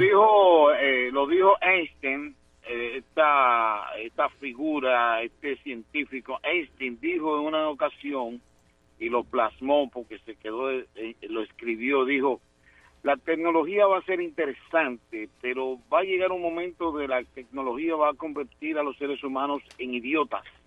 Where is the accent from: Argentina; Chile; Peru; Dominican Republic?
Dominican Republic; una generación en mi país